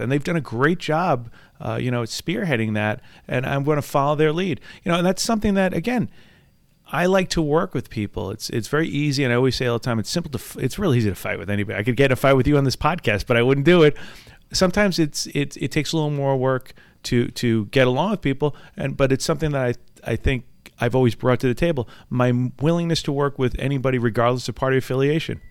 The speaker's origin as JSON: {"language": "English", "town": "Valley Stream", "region": "New York", "country": "United States", "tie": "born or raised there", "said": "I grew up right here on Long Island, grew up in Valley Stream"}